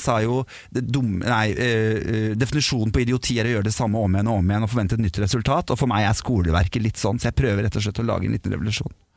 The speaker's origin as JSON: {"language": "Norwegian", "country": "Norway", "tie": "born or raised there", "said": "vi er født i Norge"}